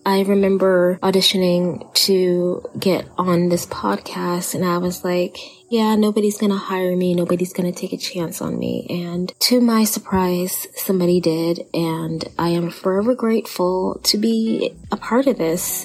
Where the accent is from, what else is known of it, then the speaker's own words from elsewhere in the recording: Texas, United States; accent: Texan; my Texan accent